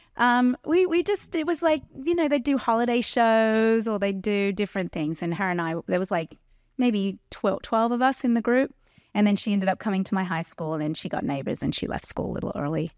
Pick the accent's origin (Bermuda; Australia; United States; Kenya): Australia; Terrigal, New South Wales; moved away; I grew up on the Central Coast